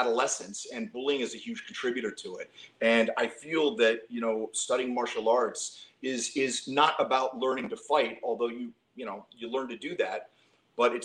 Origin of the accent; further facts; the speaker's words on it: Western Pennsylvania, United States; I grew up in Western Pennsylvania